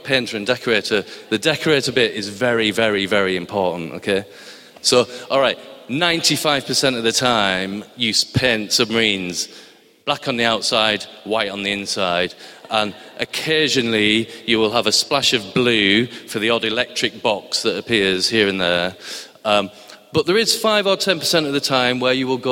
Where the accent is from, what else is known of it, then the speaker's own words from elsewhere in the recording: Barrow-in-Furness, North West England, United Kingdom; moved away; I come from a place called Barrow-in-Furness in Cumbria, which was in Lancashire when I was born, so forgive my accent.